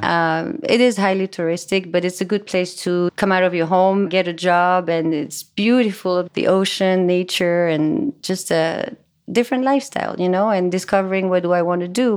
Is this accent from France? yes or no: yes; France; English is a second language; moved away; I was born and raised in France. That's why my English is gonna be a little funny.